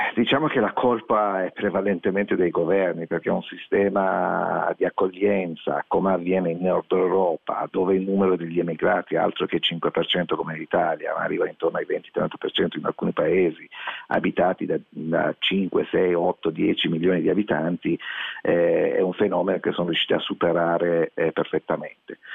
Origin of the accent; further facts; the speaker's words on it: Iran; now in Italy; nel mio paese natale